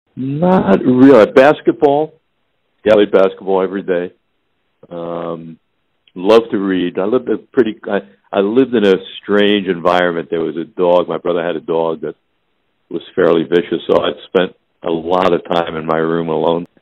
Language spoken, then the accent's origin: English; Long Island, New York, United States; I grew up in New York, uh, Long Island